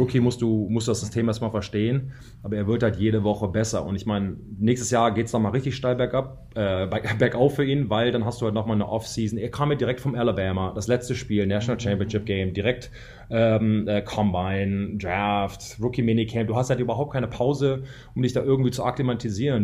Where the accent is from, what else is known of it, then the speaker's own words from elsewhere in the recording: Germany; moved away as an adult; also born or lived in United States; als Deutscher